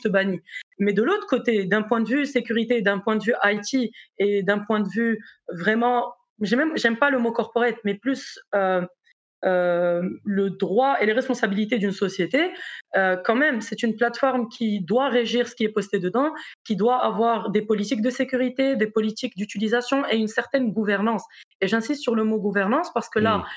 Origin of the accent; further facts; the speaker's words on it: Morocco; moved away as an adult; also born or lived in South Africa / Brazil / United States / France; now in Belgium; je suis marocaine